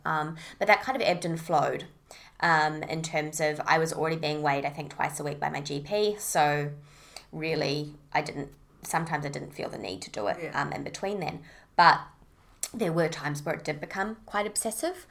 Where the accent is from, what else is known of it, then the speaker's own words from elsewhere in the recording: Auckland, New Zealand; moved away as an adult; now in Sunshine Coast, Australia; I'm originally from Auckland, New Zealand.